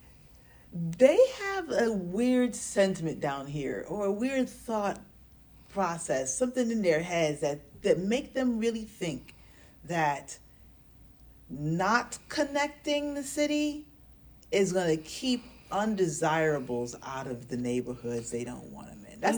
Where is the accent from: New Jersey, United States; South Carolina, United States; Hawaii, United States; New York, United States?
New York, United States; New York City; now in Atlanta, United States; I grew up in New York City